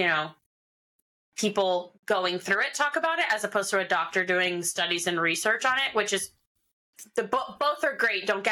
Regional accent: Philadelphia, Pennsylvania, United States; moved away; growing up in Philly

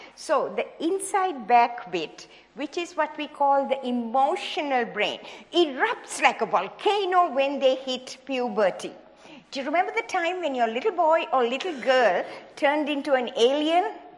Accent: Sri Lanka; moved away as an adult; also born or lived in Hawaii; I was born in Sri Lanka, in the tea plantations of Sri Lanka, and went to medical school there

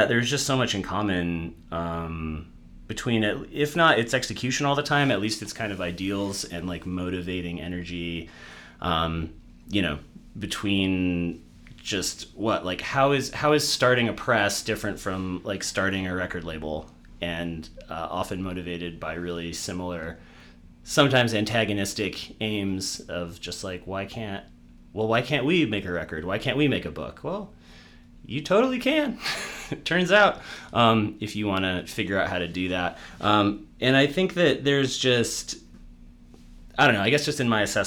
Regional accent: Massachusetts, United States; I grew up in Massachusetts

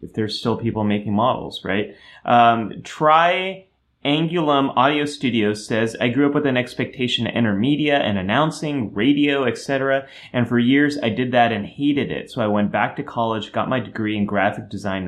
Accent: Silicon Valley, California, United States; I was growing up in Silicon Valley and everyone was an engineer

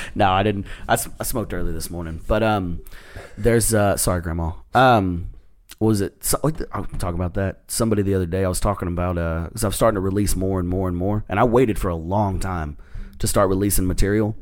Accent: Texas, United States; I'm from Texas

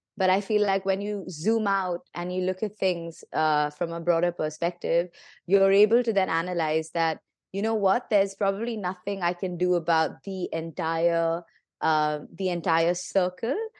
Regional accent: India; I'm, I'm from India

